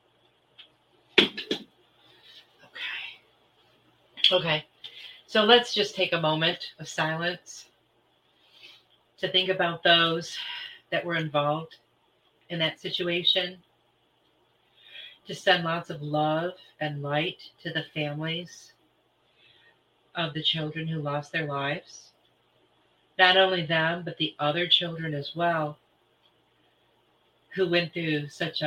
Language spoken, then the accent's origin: English; Michigan, United States; moved away; I'm originally from Michigan